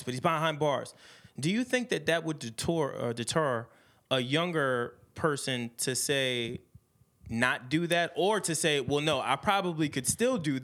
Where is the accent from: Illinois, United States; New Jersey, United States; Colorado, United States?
New Jersey, United States; Secaucus; I'm from Sea Caucus